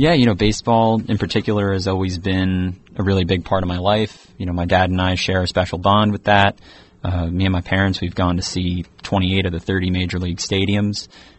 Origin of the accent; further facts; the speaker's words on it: Long Island, New York, United States; I'm also from Long Island. I'm a senior here at Fairfield.